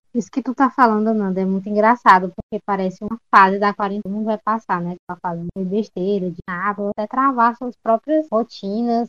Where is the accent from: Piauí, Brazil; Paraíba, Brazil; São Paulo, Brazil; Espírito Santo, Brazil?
Piauí, Brazil; São Francisco; also born or lived in Teresina; eu não sou de Teresina, então, mas eu sou de São, de São Francisco, Piauí.